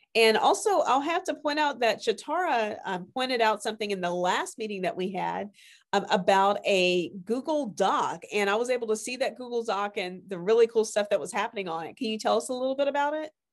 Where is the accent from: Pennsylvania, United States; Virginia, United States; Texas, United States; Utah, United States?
Texas, United States; rural; i'm a fifth generation rural texan